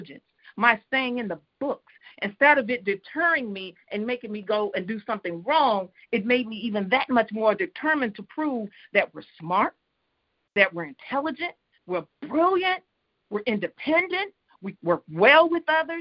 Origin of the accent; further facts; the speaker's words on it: Oregon, United States; now in Houston, United States; I was raised in Oregon, so I was around that also, that community where being the only African-American in the room